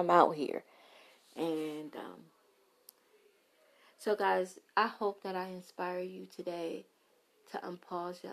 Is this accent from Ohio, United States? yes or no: no; New York City, New York, United States; accent: Brooklyn; My Brooklyn accent